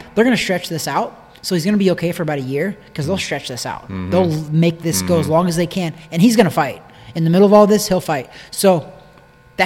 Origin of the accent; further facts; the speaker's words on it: Missouri, United States; I'm from Missouri. It's the show me state.